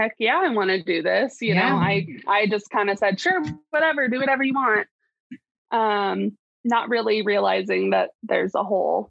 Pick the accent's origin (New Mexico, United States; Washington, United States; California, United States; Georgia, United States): Washington, United States; So I'm from Washington, so neighbors to Oregon. And I'm 26, almost 27. I'll be 27 on Sunday.